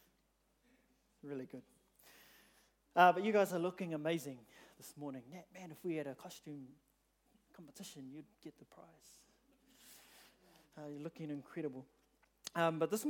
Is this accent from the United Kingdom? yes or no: no; New Zealand; I was born in New Zealand